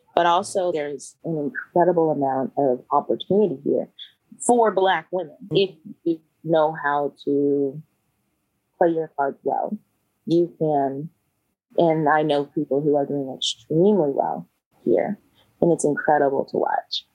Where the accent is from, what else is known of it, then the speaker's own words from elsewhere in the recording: Kentucky, United States; moved away as an adult; also born or lived in Georgia / Denver, Colorado; now in Shenzhen, China; I grew up in Kentucky